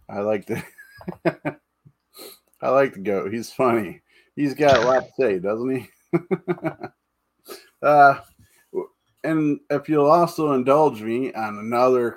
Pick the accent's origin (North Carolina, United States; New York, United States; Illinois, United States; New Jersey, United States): New York, United States; Jamestown; now in Tidioute, United States; Originally I'm from Jamestown, New York, but I'm now currently in Tidu